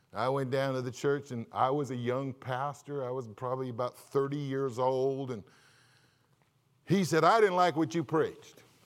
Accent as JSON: {"language": "English", "region": "California", "country": "United States", "tie": "born or raised there", "moved": "yes", "said": "I'm from California."}